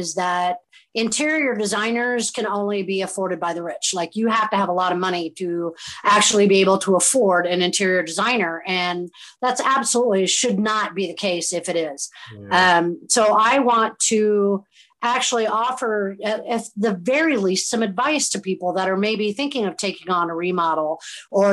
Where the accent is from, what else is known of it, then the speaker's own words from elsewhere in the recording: Southern Indiana, United States; also born or lived in Chicago / Philadelphia; now in Southwest Florida, United States; I'm originally from Southern Indiana